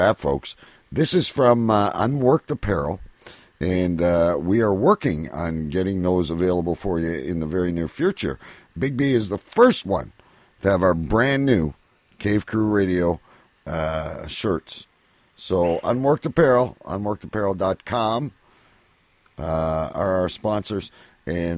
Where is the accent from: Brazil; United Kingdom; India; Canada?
Canada; Windsor, Ontario; my hometown here in Windsor